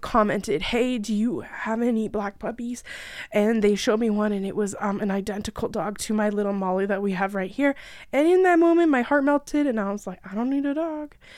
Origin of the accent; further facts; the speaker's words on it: about an hour away from Toronto, Ontario, Canada; I am Canadian, about an hour away from Toronto.